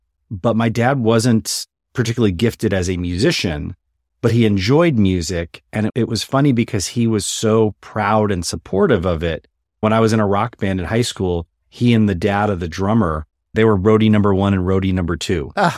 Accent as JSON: {"language": "English", "town": "Los Angeles", "region": "California", "country": "United States", "tie": "born or raised there", "said": "I was born in the San Fernando Valley, and I grew up there in the Valley and basically went to college and everything here in Los Angeles. So I never left, and I'm in Pasadena now."}